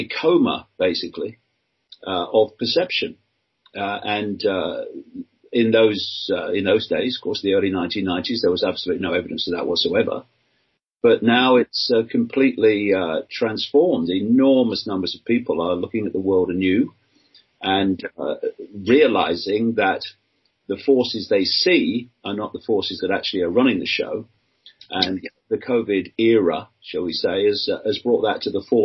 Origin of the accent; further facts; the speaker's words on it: Leicester, East Midlands, United Kingdom; also born or lived in Birmingham / London; I was born in Leicester, England, in 1952. Grew up on a working class council house estate